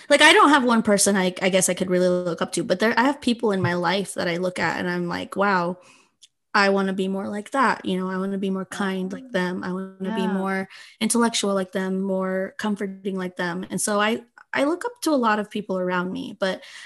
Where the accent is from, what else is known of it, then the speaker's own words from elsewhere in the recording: Utah, United States; first language Spanish; English is a second language; also born or lived in California; I am Guatemalan, but I was born in California and grew up in Utah